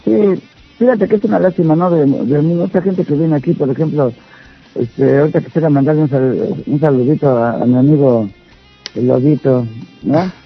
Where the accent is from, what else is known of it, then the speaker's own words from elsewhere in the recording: Mexico City, Mexico; moved away; yo nací allá, en el DF. Entonces, pues a mí me tocó vivir allá.